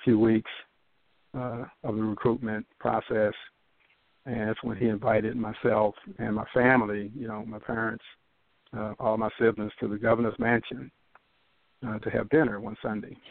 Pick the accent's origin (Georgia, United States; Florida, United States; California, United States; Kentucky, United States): Kentucky, United States; Louisville; growing up in Louisville in the these uh, early '60s